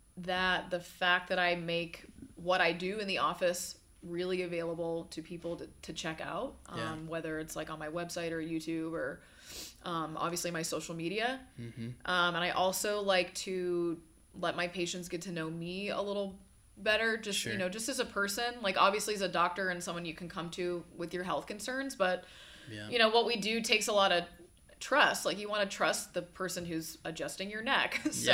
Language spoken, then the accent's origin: English; Atlanta, Georgia, United States; accent: null and void accent; also born or lived in Birmingham, Alabama; I grew up in Atlanta, for all intents and purposes. I'm from Birmingham, Alabama.